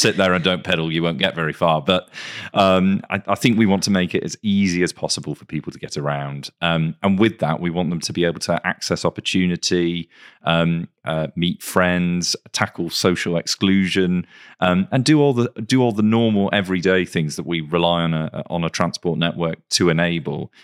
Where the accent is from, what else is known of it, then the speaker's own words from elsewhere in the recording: Greater Manchester, North West England, United Kingdom; I, I grew up in Greater Manchester